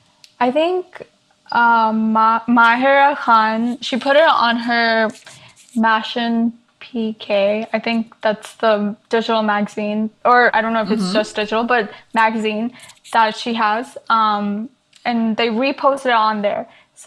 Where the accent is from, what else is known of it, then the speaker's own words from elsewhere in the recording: New Jersey, United States; also born or lived in Saudi Arabia / India / Canada / Hyderabad (family); first few years of my life, I was like a world traveler, I guess. But then I pretty much grew up in New Jersey after that. I didn't really move much.